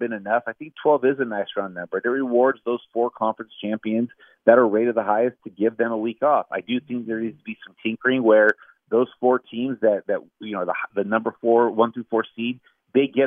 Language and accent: English; Southern California, United States; I grew up in Southern California, grew up going to the Rose Bowl game with my grandpa